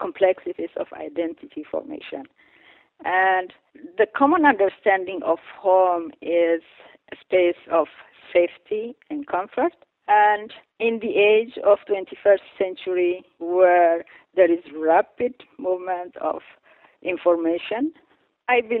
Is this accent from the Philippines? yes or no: no; Eritrea; moved away; coming from Eritrea, I am part of this group